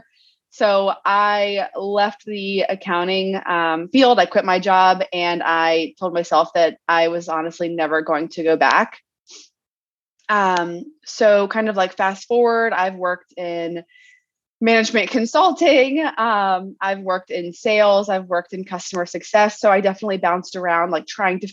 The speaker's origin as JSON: {"language": "English", "region": "Maryland", "country": "United States", "moved": "as an adult", "lives_now": "San Diego, United States", "said": "We're originally from Maryland"}